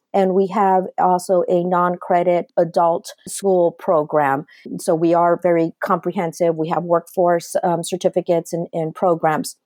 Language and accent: English; Los Angeles, California, United States; I'm a first generation Chicana born and raised in the Los Angeles area